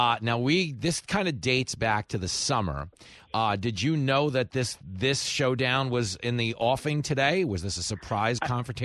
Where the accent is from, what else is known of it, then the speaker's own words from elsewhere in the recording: New York, United States; I'm a New Yorker.